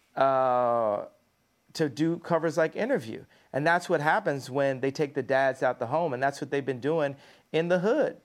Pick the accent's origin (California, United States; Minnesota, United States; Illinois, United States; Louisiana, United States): Illinois, United States; Chicago; moved away; my hometown?